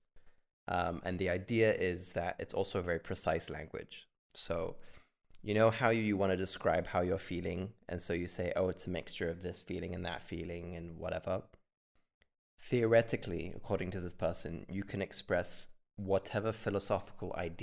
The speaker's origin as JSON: {"language": "English", "town": "Seattle", "region": "Washington", "country": "United States", "said": "I'm from Seattle"}